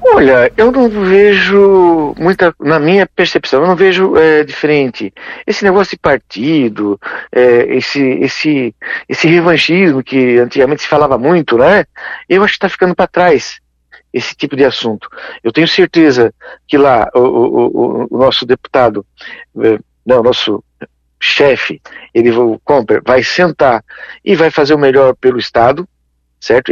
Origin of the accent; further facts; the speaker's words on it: Criciúma, Santa Catarina, Brazil; eu sou aqui de Criciúma, né, a gente é, é mais local